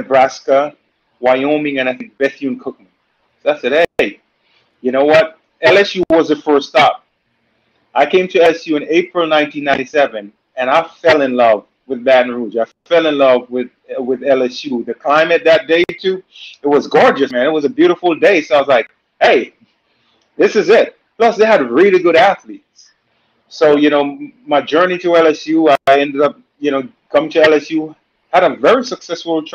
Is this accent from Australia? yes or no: no; Jamaica; also born or lived in Louisiana; now in United States; I'm from Jamaica. You know, grew up in Jamaica in a two-bedroom home